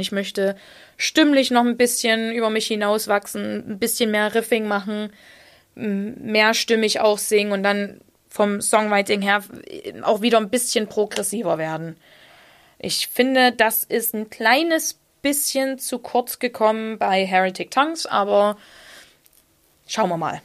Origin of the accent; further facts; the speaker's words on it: Saxony, Germany; accent: Saxon; mein sächsischer Dialekt